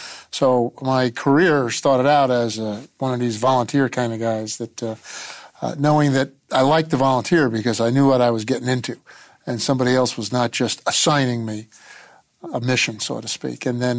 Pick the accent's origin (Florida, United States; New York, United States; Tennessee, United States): New York, United States; New York City; I grew up in Queens, New York. Most of my life was spent on the block, so to speak, growing up with the neighborhood kids. I was going to parochial school at the time, Catholic